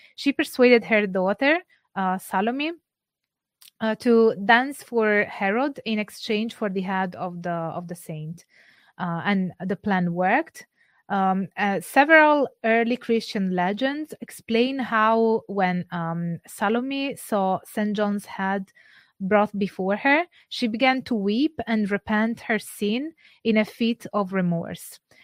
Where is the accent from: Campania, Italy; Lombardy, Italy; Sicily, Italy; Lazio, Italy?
Campania, Italy; I'm not from Sardinia, but I am from Campania